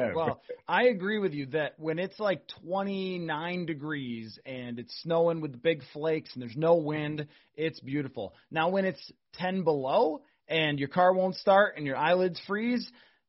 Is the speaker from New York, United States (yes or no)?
yes; New York, United States; now in Minnesota, United States; I grew up in New York